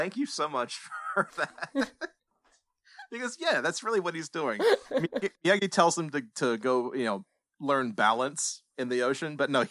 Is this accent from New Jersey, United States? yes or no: yes; New Jersey, United States; Hey, yo, I'm from New Jersey. I don't know no better.